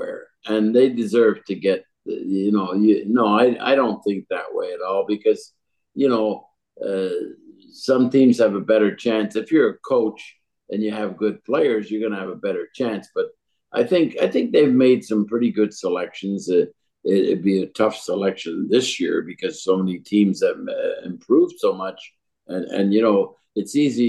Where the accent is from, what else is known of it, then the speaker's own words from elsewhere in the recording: Montreal, Quebec, Canada; I grew up in Montreal